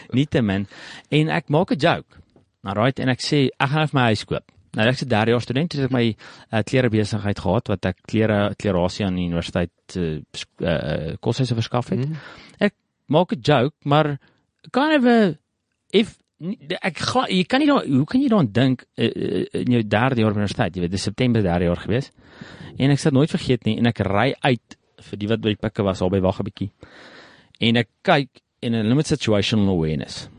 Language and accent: Afrikaans; South Africa; Is ek daar gebore, plaas groot geword